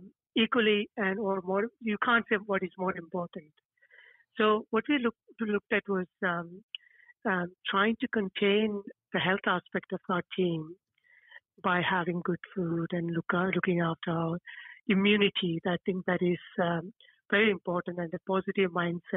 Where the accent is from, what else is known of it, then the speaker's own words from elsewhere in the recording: India; also born or lived in Stoke Newington, London; now in London, United Kingdom; I come from India